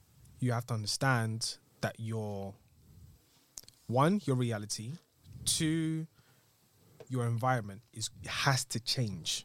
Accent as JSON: {"language": "English", "town": "Chafford Hundred", "region": "East of England", "country": "United Kingdom", "tie": "born or raised there", "said": "where we grew up in Chafford."}